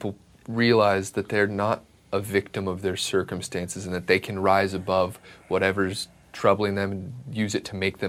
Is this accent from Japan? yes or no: no; Kansas, United States; I play Dave Truitt in Run the Race, and I'm from Kansas.